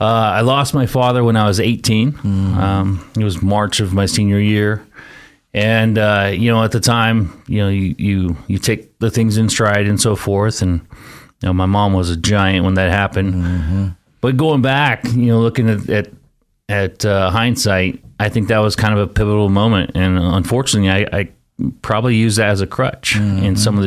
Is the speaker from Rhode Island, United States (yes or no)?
no; Caldwell, Idaho, United States; So I was born and raised here in Caldwell and Nampa area.